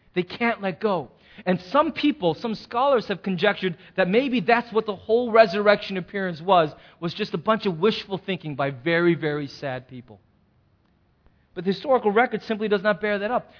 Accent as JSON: {"language": "English", "country": "United States", "said": "we as American Christians"}